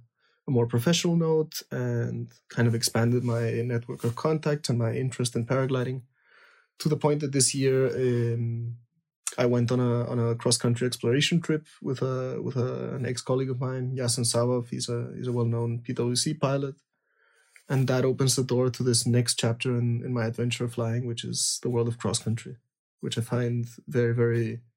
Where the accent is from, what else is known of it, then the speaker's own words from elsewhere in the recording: Lima, Peru; I was born in Peru, means I grew up in soaring on the coast in Lima.